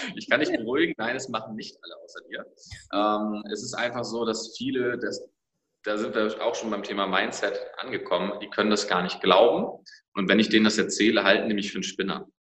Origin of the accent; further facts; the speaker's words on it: Schleswig-Holstein, Germany; ich komme aus Schleswig-Holstein